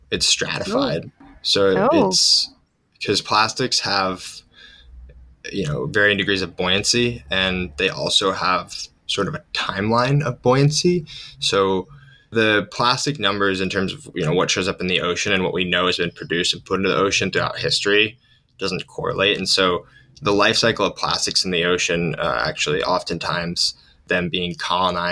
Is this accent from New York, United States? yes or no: yes; Ithaca, New York, United States; I'm actually originally from Ithaca, New York